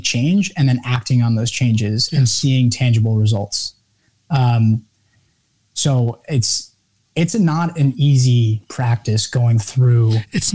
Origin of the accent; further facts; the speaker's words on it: Westchester, New York, United States; I was born and raised in New York, Westchester, New York, and just north of the city.